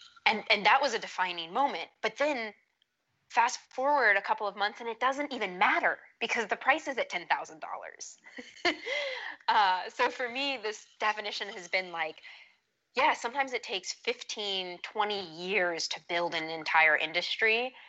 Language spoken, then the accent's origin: English; Saudi Arabia; now in United States; So my accent's one of those, a bit of a like mutt. I grew up in Saudi Arabia and there was a lot of people from around the world there. So got a bit of a mutt accent and then never couldn't get on board with the Texan accent